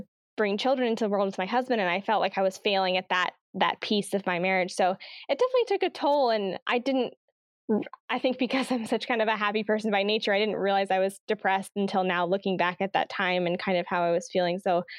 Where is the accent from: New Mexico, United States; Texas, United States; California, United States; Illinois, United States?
California, United States; Oakland; born there; also born or lived in Virginia / Nebraska / Tennessee / Alabama; I was born in Oakland, California, Northern California, but I've lived in Virginia, Nebraska, Tennessee, and Alabama.